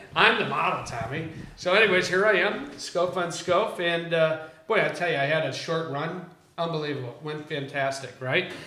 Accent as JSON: {"language": "English", "town": "Chicago", "region": "Illinois", "country": "United States", "tie": "born or raised there", "moved": "yes", "lives_now": "Southern California, United States", "said": "as a kid growing up in Chicago."}